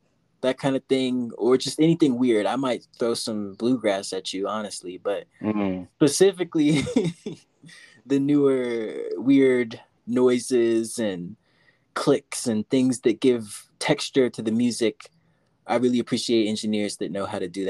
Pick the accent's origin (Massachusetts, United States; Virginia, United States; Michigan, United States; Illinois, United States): Virginia, United States; Virginia Beach; now in Denver, United States; my hometown of Virginia, 757 Virginia Beach